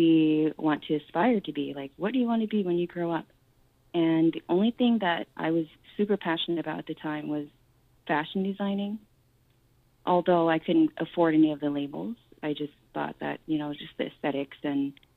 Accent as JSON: {"language": "English", "region": "North Carolina", "country": "United States", "tie": "born or raised there", "also_born_or_lived": "Fresno, California", "said": "in the early 90s, my dad actually moved us across the country to North Carolina. And yeah, so I grew up in a primarily white town"}